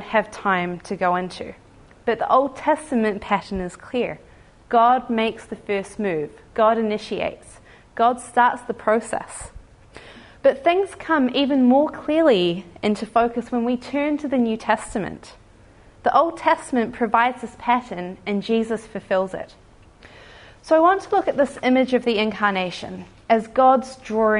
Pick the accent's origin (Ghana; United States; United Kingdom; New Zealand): New Zealand; we like to think of Australia as our distant cousin, the West Island. I haven't been mocked too much for my accent